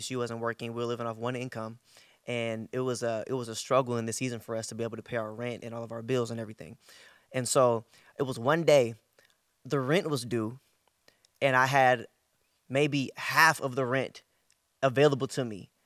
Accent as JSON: {"language": "English", "area": "Bay Area", "region": "Northern California", "country": "United States", "said": "I'm from the Bay Area, Northern California."}